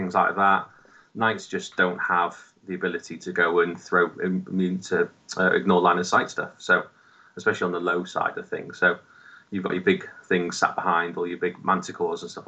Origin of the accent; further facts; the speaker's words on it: Wales, United Kingdom; I've always said that I'm Welsh and still live in Wales.